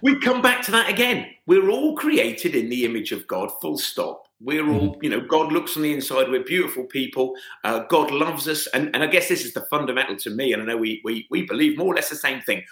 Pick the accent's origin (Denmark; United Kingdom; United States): United Kingdom; as a British white British man born in 1970